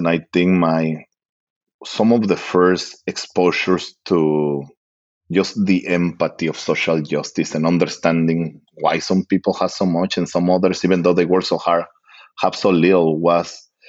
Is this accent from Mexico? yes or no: yes; Guanajuato, Mexico; moved away as an adult; also born or lived in El Paso, Texas; now in United States; I'm from central Mexico, a state called Guanajuato. It's a very historical state and very revolutionario. That's where the independence took place in the revolution, kind of. So that's where I come from.